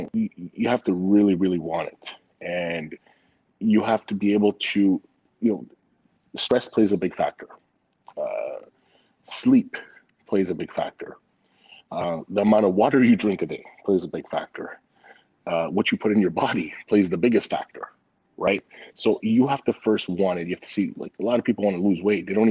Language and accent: English; Montreal, Quebec, Canada; moved away; also born or lived in Vancouver; So I grew up in Montreal. Then I lived in Vancouver.